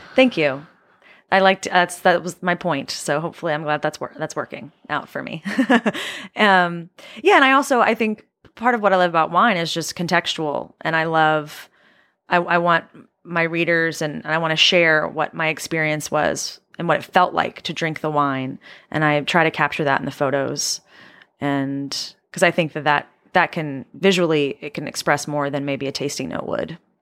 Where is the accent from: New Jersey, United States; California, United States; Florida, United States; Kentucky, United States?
Kentucky, United States; moved away as an adult; also born or lived in New York / Ithaca, New York; now in Los Angeles, United States; born and raised in Kentucky